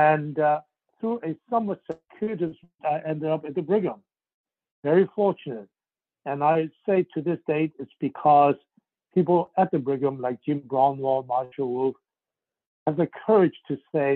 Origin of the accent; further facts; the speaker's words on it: Hong Kong; English is a second language; also born or lived in Shanghai, China / Montreal, Canada; now in United States; I was born in Shanghai, and family and I left when I was a young age of five to really escape communist China and ended in Hong Kong.